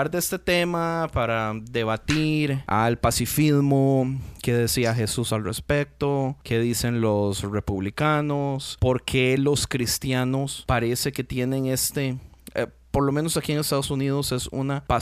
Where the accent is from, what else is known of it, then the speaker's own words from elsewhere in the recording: Costa Rica; yo soy de Costa Rica. No sé cuánta gente sabe, Costa Rica no tiene ejército.